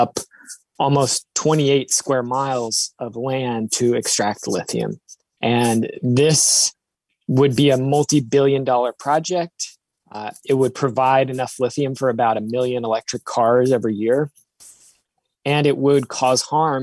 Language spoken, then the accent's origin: English; Seattle, Washington, United States; I grew up in Seattle